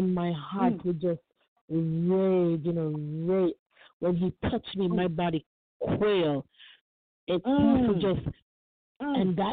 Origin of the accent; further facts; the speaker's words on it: Florida, United States; I'm from Florida